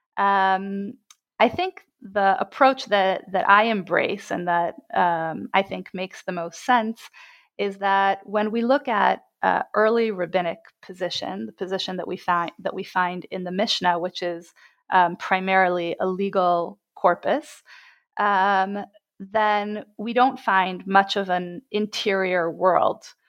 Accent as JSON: {"language": "English", "town": "Jerusalem", "region": "Jerusalem District", "country": "Israel", "tie": "born or raised there", "said": "I was born and bred in Jerusalem."}